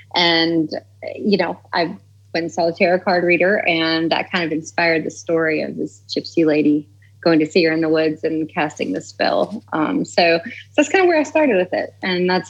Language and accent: English; the Bible Belt, United States; I'm from the cut, as we call it here, the country.